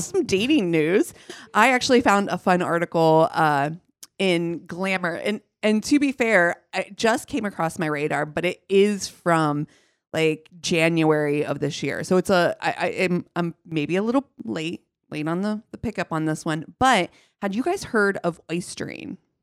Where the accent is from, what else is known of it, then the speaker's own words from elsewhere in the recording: Ohio, United States; moved away; growing up in Ohio